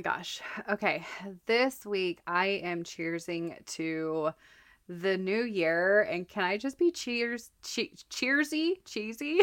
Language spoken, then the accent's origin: English; Colorado, United States; also born or lived in Texas; now in Minnesota, United States; I grew up in Colorado, lived in Texas for a while, and now I'm in Minnesota